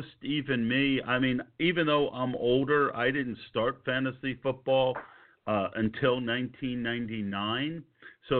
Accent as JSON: {"language": "English", "region": "New Jersey", "country": "United States", "tie": "born or raised there", "also_born_or_lived": "New York", "moved": "yes", "said": "I grew up in New Jersey"}